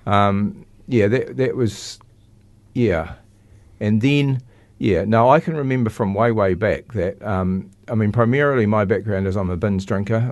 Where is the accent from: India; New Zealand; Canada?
New Zealand; Christchurch, Canterbury; also born or lived in Cust, North Canterbury; I grew up in Linwood and Christchurch